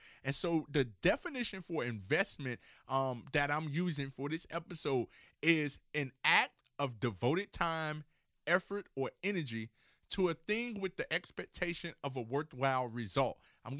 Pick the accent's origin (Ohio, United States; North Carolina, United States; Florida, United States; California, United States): Florida, United States; Miami; And so for myself, I'm from Miami, Florida.